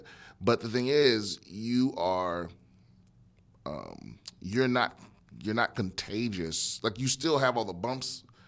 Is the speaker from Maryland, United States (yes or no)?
yes; Maryland, United States; yeah, Maryland.